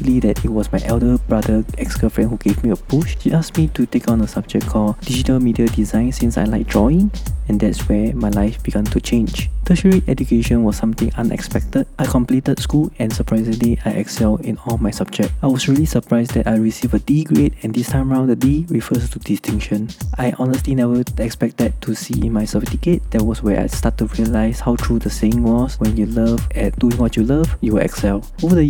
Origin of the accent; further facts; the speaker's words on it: Singapore; I was born in Asian country known as the Little Red Dot, Singapore. Coming from a typical Singaporean family